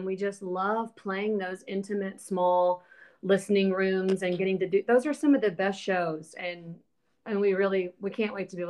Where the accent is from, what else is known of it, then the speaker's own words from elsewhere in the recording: Alabama, United States; moved away as an adult; now in Nashville, United States; Well, for me, I moved to Nashville when I was 19 from Alabama.